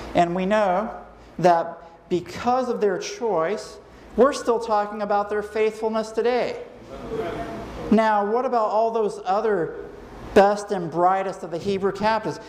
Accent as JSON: {"language": "English", "country": "United States", "also_born_or_lived": "Trinidad", "moved": "as an adult", "lives_now": "Trinidad and Tobago", "said": "I'm from the United States"}